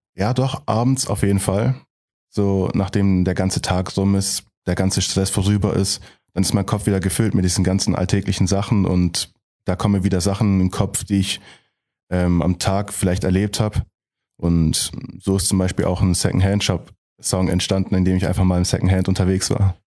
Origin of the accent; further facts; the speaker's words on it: Gemmingen, Baden-Württemberg, Germany; Ich komme aus Gemmingen, ein Dorf, also im Prinzip aus Heilbronn